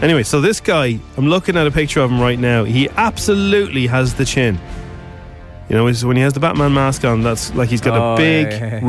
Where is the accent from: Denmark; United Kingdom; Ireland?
Ireland; Dublin, Leinster; accent: Dublin; in my strongest Dublin accent